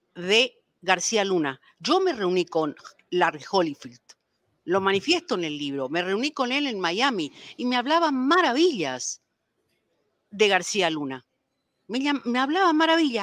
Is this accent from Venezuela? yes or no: no; Paraguay; now in Mexico; ingresaron a mi país